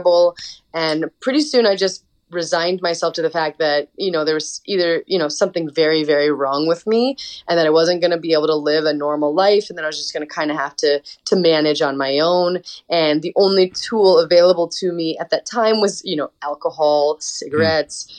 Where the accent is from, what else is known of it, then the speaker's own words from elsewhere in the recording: Montana, United States; I grew up in Montana in a really small town